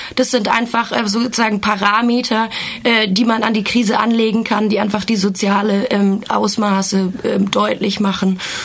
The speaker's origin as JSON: {"language": "German", "country": "Germany", "said": "ich komme aus Deutschland"}